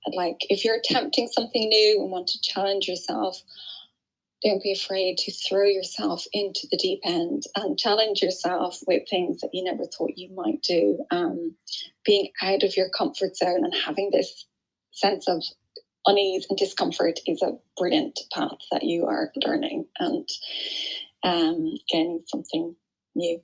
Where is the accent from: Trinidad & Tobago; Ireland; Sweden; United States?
Ireland; now in Surrey, United Kingdom; I'm Irish. Um, I live in Surrey in the UK.